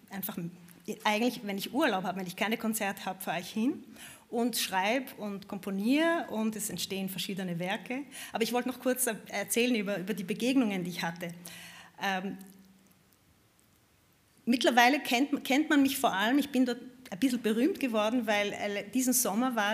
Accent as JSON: {"language": "German", "region": "Vienna", "country": "Austria", "said": "Ich bin Wienerin, ich habe nichts"}